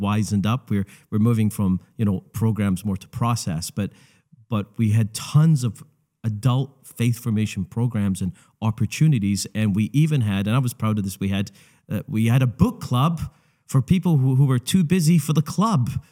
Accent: Scotland, United Kingdom; moved away; my home country

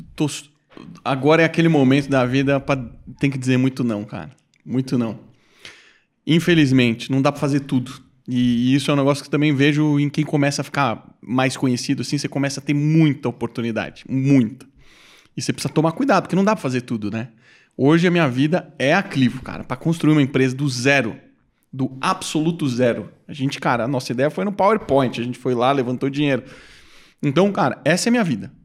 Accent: Brazil; sou do Brasil

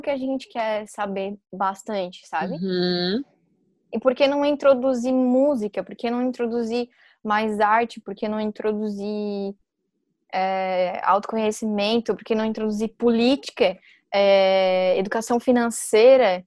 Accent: Brazil; quem nasce em Maruí, que foi onde eu nasci

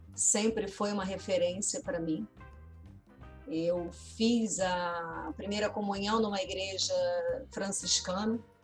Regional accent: Niterói, Rio de Janeiro, Brazil; eu sou de Niterói, nascida numa mora, vivi durante muitos anos numa rua, num bairro

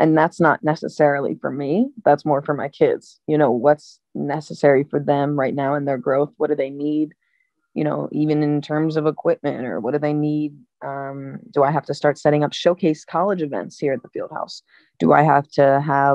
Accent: Delaware, United States; these strong connections or these resources in my hometown

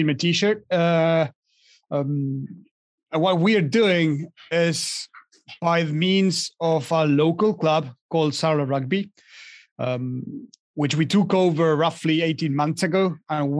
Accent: Argentina; moved away as an adult; now in France; I was born and raised in Argentina

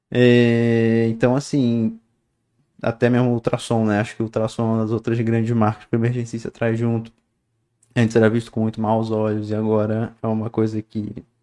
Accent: Niterói, Rio de Janeiro, Brazil; Não, pô, eu sou, eu sou de Niterói. Eu sou, eu sou de Niterói. Eu sou da praia.

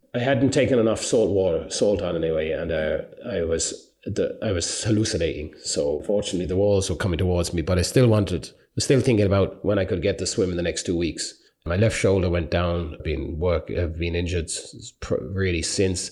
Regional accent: Ireland; being Irish

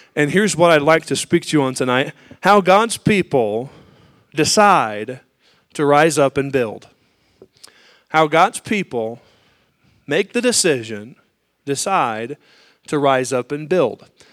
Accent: United States; as an American and as a Christian

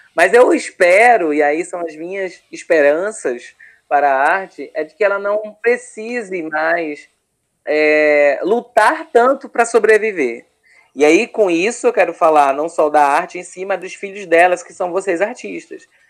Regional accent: Recife, Pernambuco, Brazil; eu sou de Recife

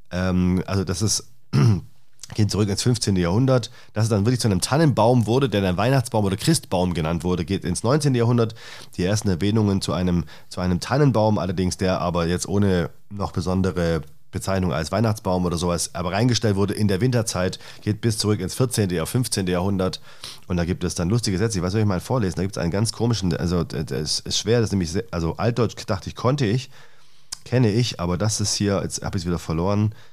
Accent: Stuttgart, Baden-Württemberg, Germany; Ich komme aus Stuttgart ursprünglich.

